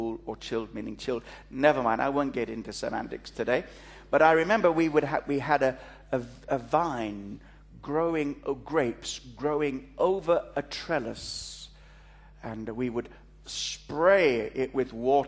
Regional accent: Kalgoorlie, Western Australia, Australia; accent: Australian; moved away; also born or lived in East Africa; I was born in East Africa, brought up in Australia.

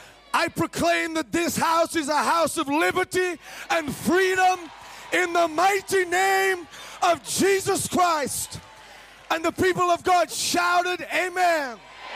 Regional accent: Cambridge, East of England, United Kingdom; now in Rotherham, United Kingdom; And I came from Cambridge, from the south, and I traveled to the Sheffield where I live, actually in Rotherham.

